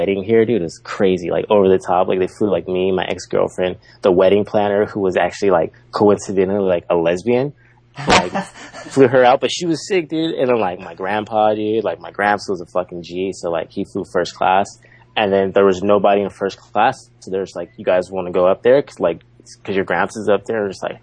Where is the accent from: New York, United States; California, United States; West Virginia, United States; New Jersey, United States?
California, United States; San Diego; first language English; moved away as an adult; now in Osaka, Japan; I grew up I'm from San Diego